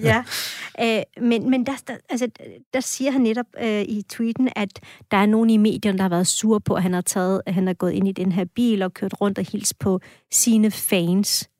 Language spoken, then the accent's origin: Danish; Esbjerg, Southern Denmark, Denmark; also born or lived in Anatolia, Turkey; now in Askov, Denmark; jeg er vokset op i Esbjerg